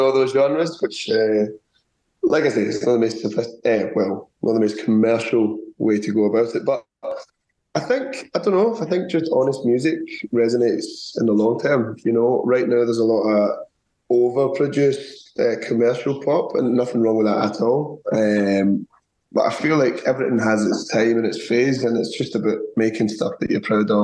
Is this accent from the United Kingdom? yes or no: yes; Scotland, United Kingdom; now in Zurich, Switzerland; I'm originally from Scotland, but I'm half Punjabi from my dad's side. I'm also based in Zurich at the moment